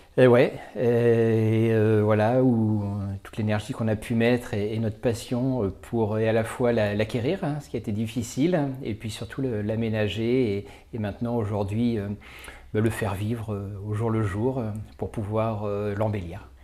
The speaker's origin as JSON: {"language": "French", "area": "Vendée", "region": "Pays de la Loire", "country": "France", "tie": "born or raised there", "also_born_or_lived": "Paris", "said": "ma région d'origine qu'est la Vendée"}